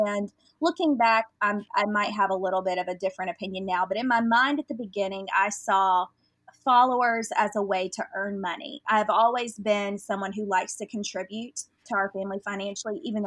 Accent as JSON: {"language": "English", "region": "Southern", "country": "United States", "accent": "Southern", "said": "my Southern accent"}